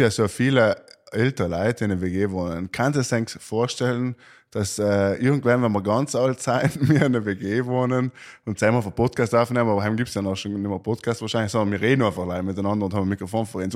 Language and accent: German; South Tyrol, Trentino-Alto Adige, Italy; Wir als Südtiroler